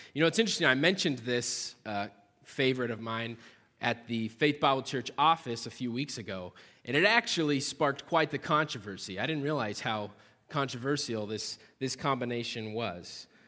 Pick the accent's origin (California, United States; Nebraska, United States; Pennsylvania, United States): Nebraska, United States; central; now in Cedar Rapids, United States; I personally am actually, uh, from central Nebraska. So I'm a Nebraskan